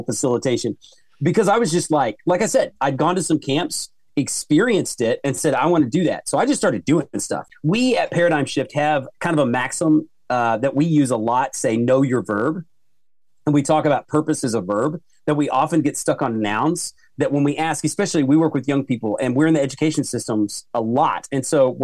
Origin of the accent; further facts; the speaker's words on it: Oklahoma, United States; I'm from Oklahoma, and we have a student council camp called Basic that I went to.